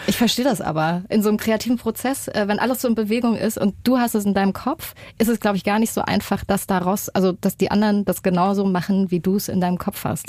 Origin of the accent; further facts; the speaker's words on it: Erfurt, Thuringia, Germany; wir sind beide aus Erfurt